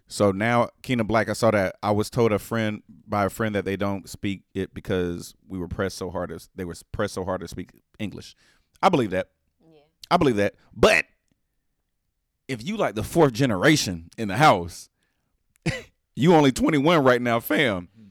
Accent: United States; I'm American

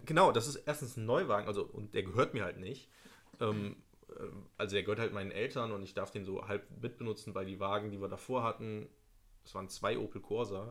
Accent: Nettetal, North Rhine-Westphalia, Germany; ich komme ja aus, aus Nettetal

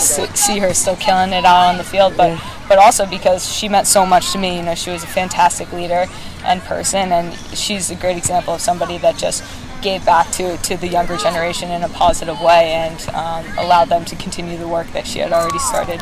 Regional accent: Basking Ridge, New Jersey, United States; moved away as an adult; now in Portland, United States; coming back here to my hometown

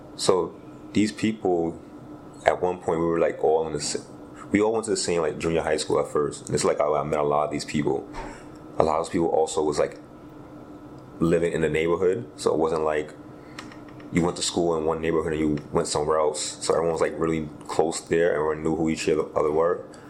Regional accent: New York City, New York, United States; I grew up in East Flatbush, Brooklyn, New York.

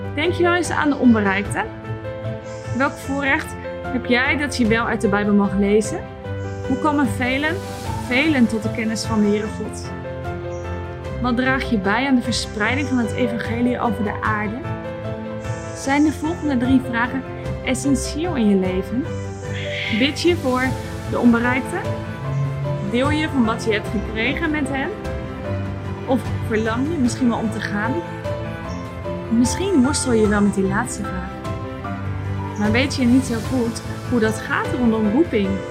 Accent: Netherlands; Ook wij als Nederlanders waren heidenen

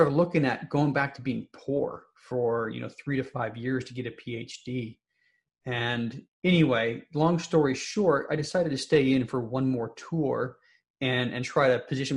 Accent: Salt Lake City, Utah, United States; moved away as an adult; also born or lived in St. Paul, Minnesota; University of Utah, which is, you know, in my hometown, Salt Lake City.

